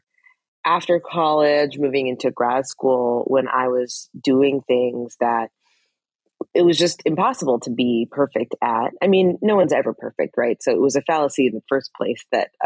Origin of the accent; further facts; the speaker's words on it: Fort Collins, Colorado, United States; moved away; I grew up in Fort Collins, Colorado, which is about an hour north